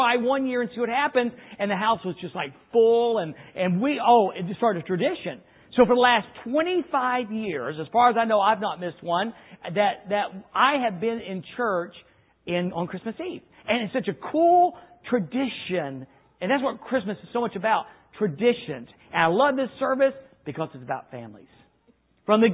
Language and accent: English; the South, United States; moved away; also born or lived in Cobden; we grew up in the South